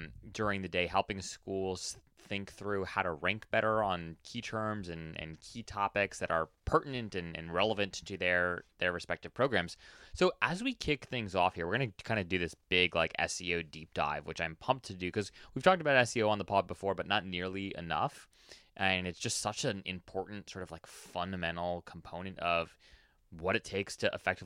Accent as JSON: {"language": "English", "area": "Oahu", "region": "Hawaii", "country": "United States", "tie": "born or raised there", "moved": "yes", "lives_now": "Washington, D.C., United States", "said": "I actually was born and raised in Hawaii, actually, on Oahu"}